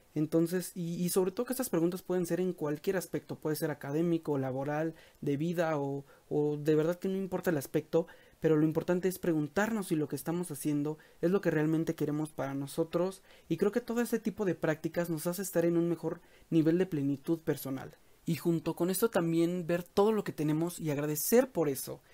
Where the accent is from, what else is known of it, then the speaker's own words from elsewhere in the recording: Mexico; en México, que es de donde soy